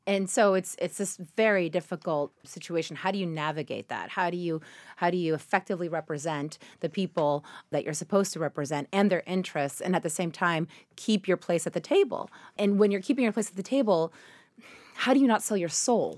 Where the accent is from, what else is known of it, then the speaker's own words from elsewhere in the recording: Argentina; moved away; I come from Argentina